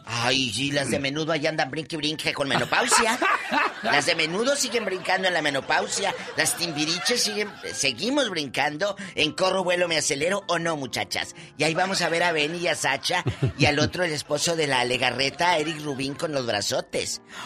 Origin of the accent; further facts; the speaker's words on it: Matamoros, Tamaulipas, Mexico; Yo soy de Matamoros